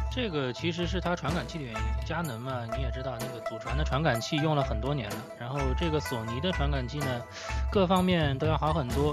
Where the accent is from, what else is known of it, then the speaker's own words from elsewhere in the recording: Suzhou, Jiangsu, China; 作为苏州人